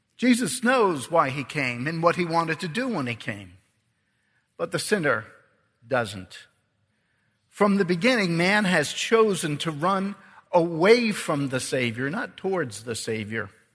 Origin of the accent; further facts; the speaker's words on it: Ireland; I'm Irish